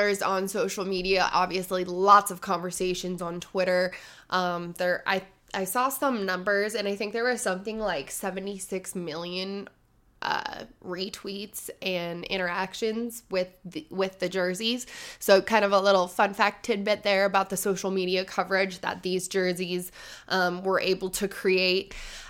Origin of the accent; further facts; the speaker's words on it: Oregon, United States; I am born and raised in Oregon and currently living in Oregon